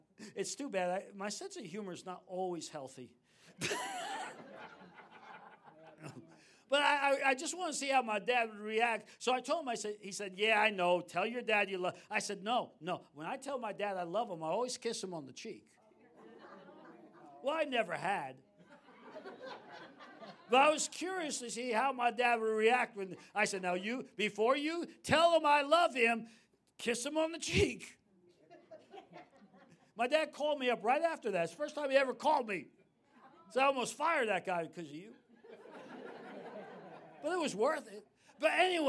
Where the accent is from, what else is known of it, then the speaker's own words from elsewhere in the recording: New York City, New York, United States; I grew up in New York City, my dad was prominent